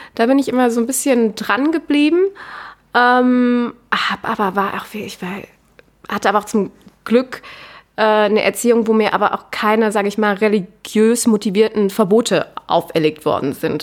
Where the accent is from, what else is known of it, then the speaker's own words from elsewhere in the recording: Cologne, North Rhine-Westphalia, Germany; moved away as an adult; now in Vienna, Austria; ich komme ursprünglich aus Köln, lebe jetzt seit ziemlich genau drei Jahren in Wien